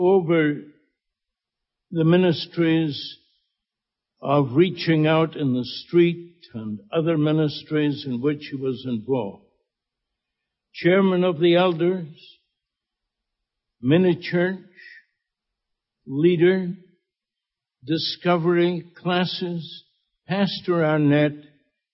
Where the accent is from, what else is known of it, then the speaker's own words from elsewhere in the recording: Scotland, United Kingdom; now in Bahamas; I'm Scottish